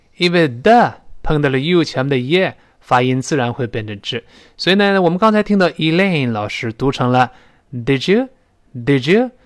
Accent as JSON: {"language": "Chinese", "country": "China", "said": "我们中国人"}